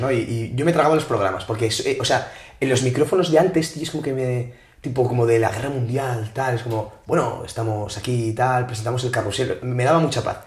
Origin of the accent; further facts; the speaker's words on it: Asturias, Spain; now in Madrid, Spain; Yo soy de Asturias, tío. Vengo a Madrid